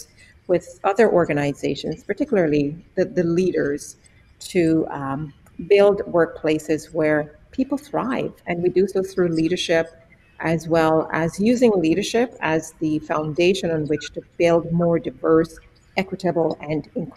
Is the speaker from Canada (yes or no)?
no; Jamaica; moved away; born and raised in Jamaica